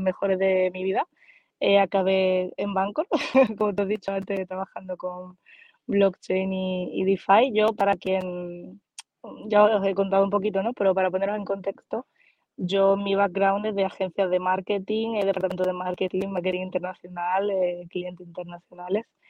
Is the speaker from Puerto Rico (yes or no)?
no; Málaga, Andalusia, Spain; soy más malagueña que un experto de sardinas